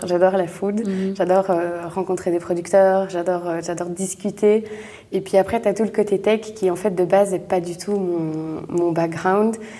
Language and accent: French; Brussels, Brussels-Capital Region, Belgium; je suis bruxelloise. J'ai toujours euh, grandi à Bruxelles, vécu à Bruxelles